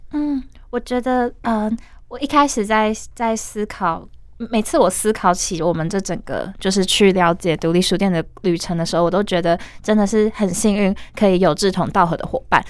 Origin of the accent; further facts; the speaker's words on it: Taiwan; 我从小就是在都市长大